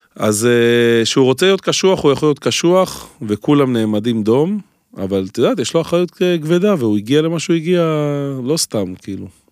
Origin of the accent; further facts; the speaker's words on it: Holon, Tel Aviv District, Israel; אני הגעתי מחולון